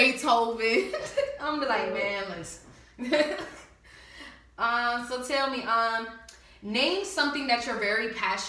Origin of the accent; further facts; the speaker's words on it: New Jersey, United States; I'm from up north. I'm from Jersey.